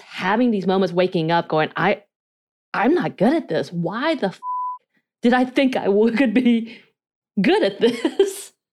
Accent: North Georgia, United States; accent: North Georgia mountain accent, Korean accent; first language Korean; English is a second language; I spoke Korean till I was eight years old, miscommunicated with my family 'cause they could not speak Korean. I then had an a North Georgia mountain accent on top of my Korean accent

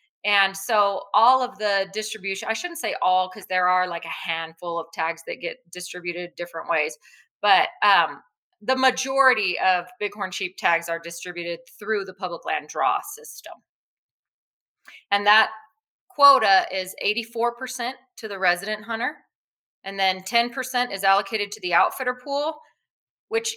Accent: New Mexico, United States; I'm born and raised in New Mexico

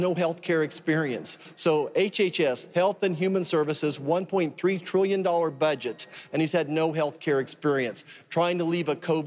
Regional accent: Kansas, United States; my home state of Kansas

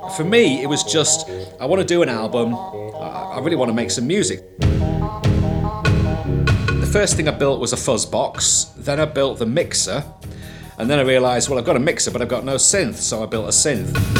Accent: Manchester, North West England, United Kingdom; I was born in Didsbury, Manchester. I grew up in the 1970s

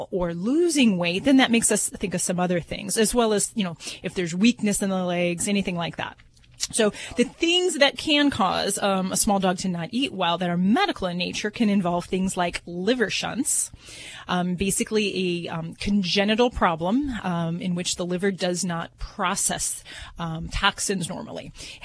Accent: Hammond, Indiana, United States; I'm from Hammond, Indiana, so not too far from those woods.

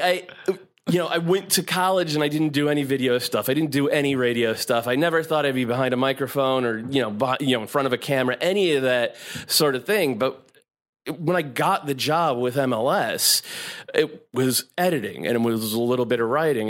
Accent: Connecticut, United States; moved away as an adult; also born or lived in San Francisco Bay Area; now in New York, United States; I'm an East Coast boy. I'm from Connecticut

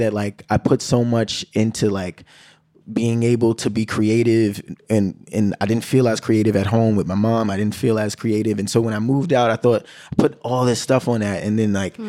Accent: New York City, New York, United States; I'm from the Bronx

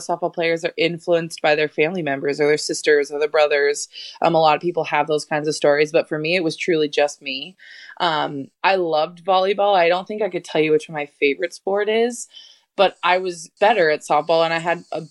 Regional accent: Arizona, United States; I was from Arizona

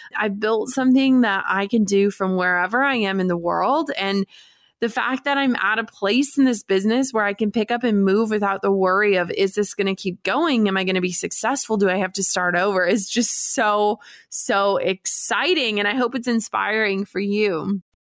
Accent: Duluth, Minnesota, United States; moved away; my hometown of Duluth, Minnesota

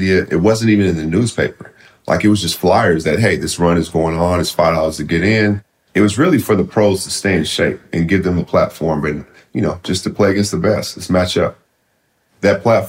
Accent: Seattle, Washington, United States; I'm from Seattle, Washington.

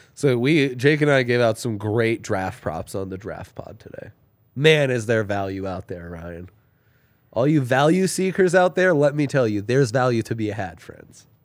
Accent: Italy; moved away; growing up in Italy

